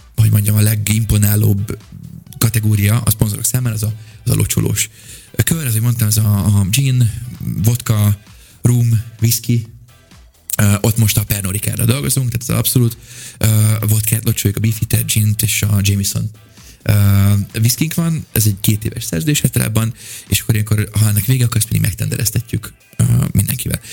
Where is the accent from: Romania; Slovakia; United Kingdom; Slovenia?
United Kingdom; England; moved away; also born or lived in Budapest, Hungary; gyakorlatilag Angliában nőttem fel